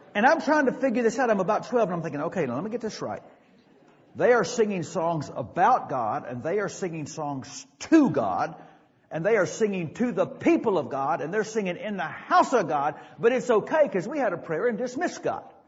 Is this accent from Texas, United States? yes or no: yes; Dallas, Texas, United States; the little church I grew up in South Dallas